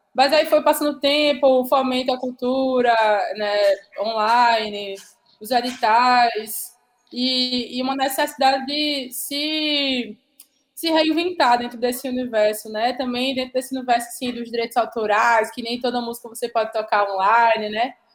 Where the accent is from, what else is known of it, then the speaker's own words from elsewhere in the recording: Paraíba, Brazil; accent: Northeastern (nordestino); desse futuro ancestral que é nordestino, que é paraibano